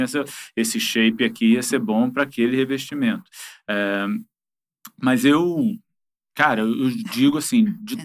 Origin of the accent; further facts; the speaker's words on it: Rio de Janeiro, Brazil; Eu sou carioca com muito orgulho